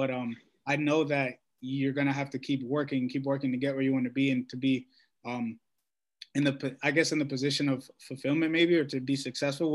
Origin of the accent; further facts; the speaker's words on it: Washington, District of Columbia, United States; I'm from Washington, D.C. My school's in New York